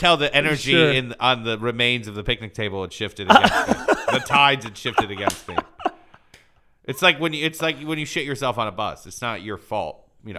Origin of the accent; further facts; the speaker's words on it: Michigan, United States; moved away as an adult; also born or lived in Iran; now in Chicago, United States; I grew up in Michigan.